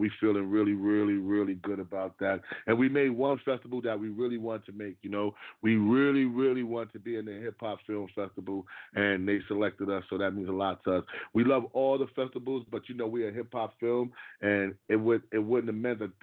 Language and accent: English; New York City, New York, United States; I'm from Harlem, from the same neighborhood as CP5